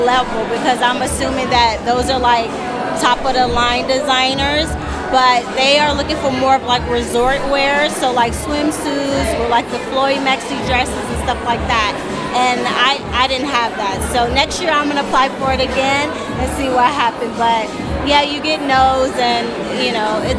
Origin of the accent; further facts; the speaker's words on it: Nashville, Tennessee, United States; now in Florida, United States; I'm originally from Nashville, Tennessee.